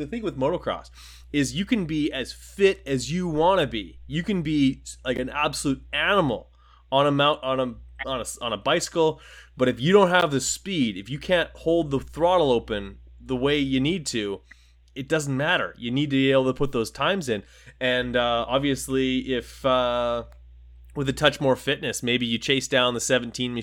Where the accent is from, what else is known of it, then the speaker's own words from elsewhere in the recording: Winnipeg, Manitoba, Canada; I'm from Winnipeg, Manitoba, Canada